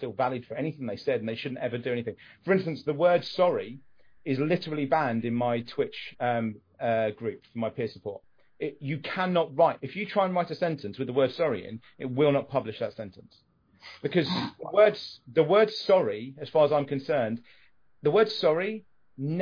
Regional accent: United Kingdom; we're British

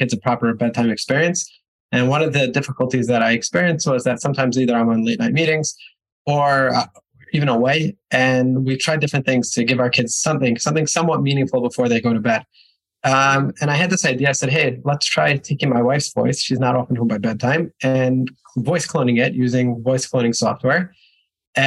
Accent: New York, United States; moved away as an adult; also born or lived in Israel; now in Budapest, Hungary; I am originally from New York. At 18 years old, I moved to Israel, spent a little over a decade there

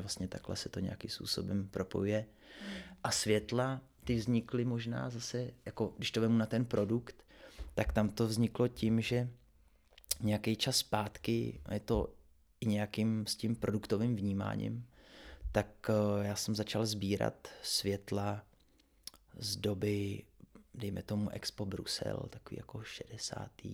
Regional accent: Třebsko, Central Bohemian Region, Czechia; já jsem ze Třebská, což je kousek od Příbramy

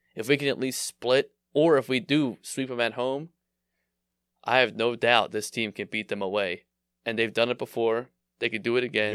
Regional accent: Philadelphia, Pennsylvania, United States; I grew up in Philly

